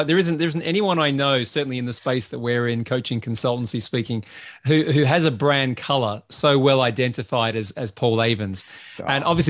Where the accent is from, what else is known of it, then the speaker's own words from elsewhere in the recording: Australia; I'm Australian, remember, so that sort of stuff normally just bounces off.